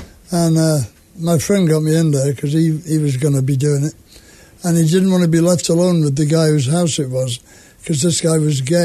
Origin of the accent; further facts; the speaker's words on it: North Wales, United Kingdom; moved away as an adult; also born or lived in England; now in Southern California, United States; I grew up in England, in North Wales mostly